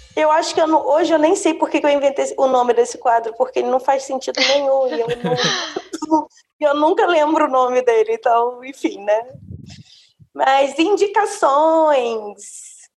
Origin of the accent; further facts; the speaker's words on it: Brasília, Federal District, Brazil; eu nasci em Brasília